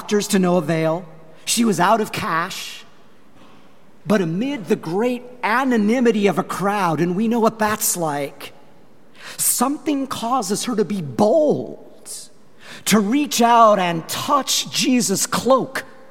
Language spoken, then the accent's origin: English; Longmont, Colorado, United States; moved away; I was in my hometown of Longmont, Colorado